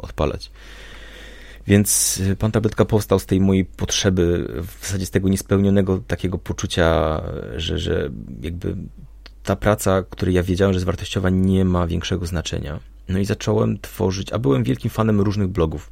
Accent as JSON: {"language": "Polish", "region": "Silesian Voivodeship", "country": "Poland", "said": "ja pochodzę ze Śląska"}